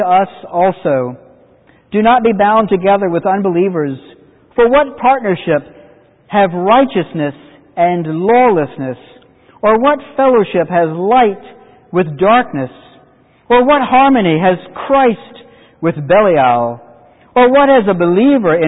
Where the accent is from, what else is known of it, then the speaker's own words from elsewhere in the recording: North Carolina, United States; I grew up in the Methodist Church in the 60s, which was a remarkable thing in North Carolina